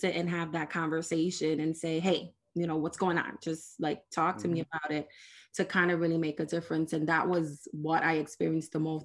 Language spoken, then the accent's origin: English; New York City, New York, United States; I'm from the South Bronx